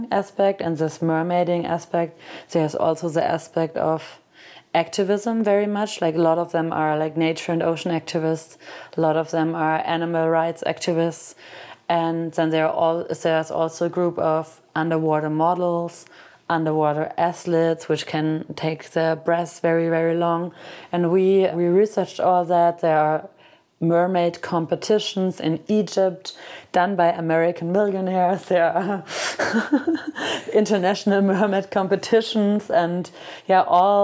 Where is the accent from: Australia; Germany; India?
Germany; Cologne, North Rhine-Westphalia; my hometown, which is Cologne.